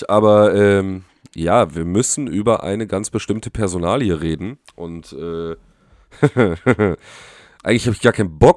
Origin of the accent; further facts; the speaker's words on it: Poland; ich bin jetzt auch, also ich bin ja auch äh, Pole, ne?